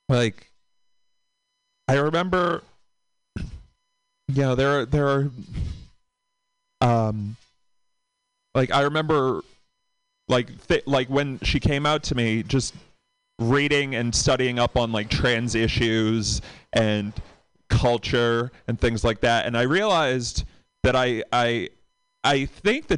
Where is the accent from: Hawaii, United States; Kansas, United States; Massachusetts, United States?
Massachusetts, United States; Boston; from Boston